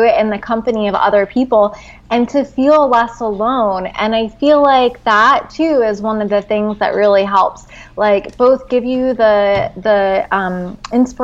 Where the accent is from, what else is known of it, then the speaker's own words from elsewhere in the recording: New Jersey, United States; I'm from New Jersey